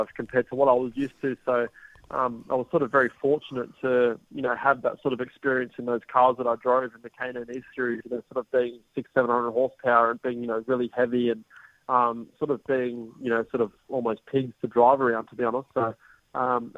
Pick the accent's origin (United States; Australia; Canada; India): Australia; being Australian